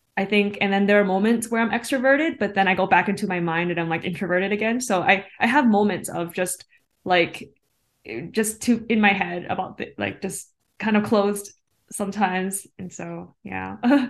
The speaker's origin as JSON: {"language": "English", "country": "Canada", "said": "being Asian Canadian"}